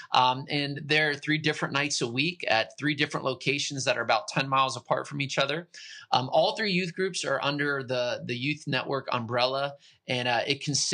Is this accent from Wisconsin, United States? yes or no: no; Pittsburgh, Pennsylvania, United States; moved away as an adult; now in central Pennsylvania, United States; I'm originally from Pittsburgh. So I'm from the great city of Pittsburgh